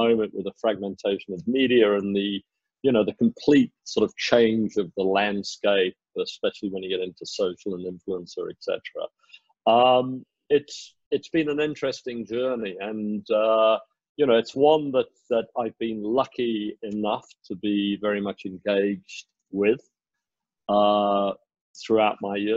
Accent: South Africa; also born or lived in United Kingdom / Asia / United States / New Zealand; now in Singapore; I was born in the UK. I was raised in South Africa

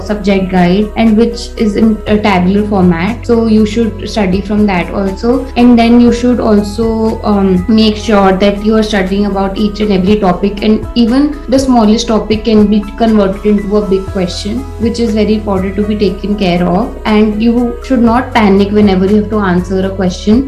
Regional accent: Jaipur, Rajasthan, India; I am from Jaipur

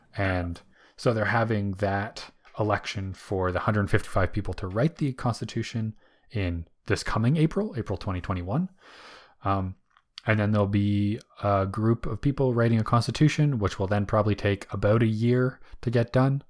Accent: Canada; being able to go vote as a Canadian

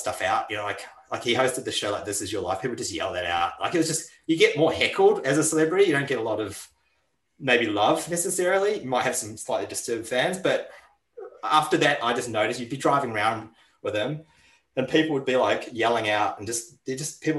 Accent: New Zealand; now in Australia; When I grew up in New Zealand

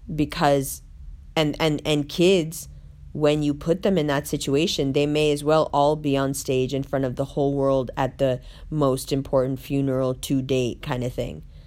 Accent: New York City, New York, United States; we grew up in Harlem together

